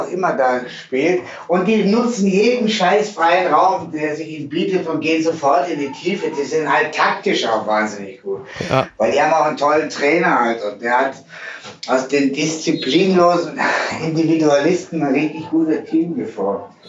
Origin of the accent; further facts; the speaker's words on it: Swabia, Germany; ich bin geboren im Schwabenländle